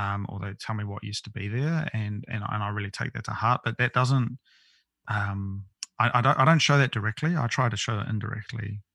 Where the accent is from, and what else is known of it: New Zealand; born or raised there; moved away as an adult; also born or lived in Tokyo, Japan